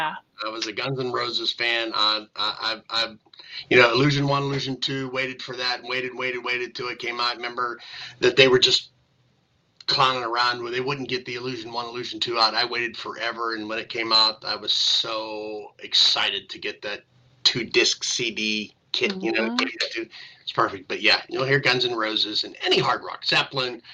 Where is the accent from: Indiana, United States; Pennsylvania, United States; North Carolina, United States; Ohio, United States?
Pennsylvania, United States; Greensburg; I grew up in the Ludwig section of town at the number 6 fire hall